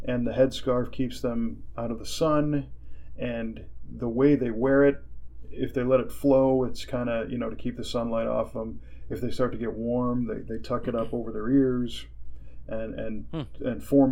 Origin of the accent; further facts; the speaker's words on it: United States; I'm an American